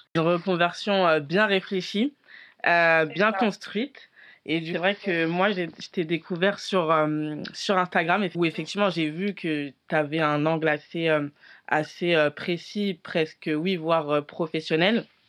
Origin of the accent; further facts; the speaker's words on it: France; je suis née en France et je suis très peu allée en Afrique